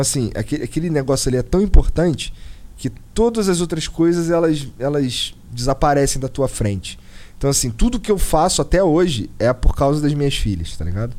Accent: Rio de Janeiro, Brazil; moved away as an adult; now in Curitiba, Brazil; Eu nasci no Rio Comprido, Zona Norte, tudo Zona Norte. Nasci no Rio Comprido. E morei muitos anos no, no Rocha

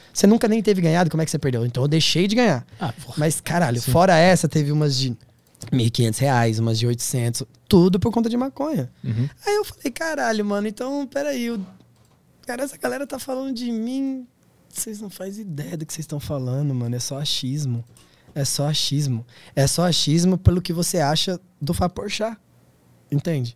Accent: Brazil; eu sou do Tablon da César

